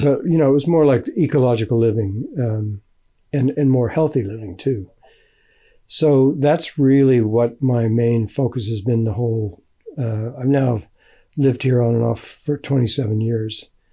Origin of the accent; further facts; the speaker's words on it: United States; moved away as an adult; also born or lived in England; now in Findhorn, United Kingdom; I grew up in America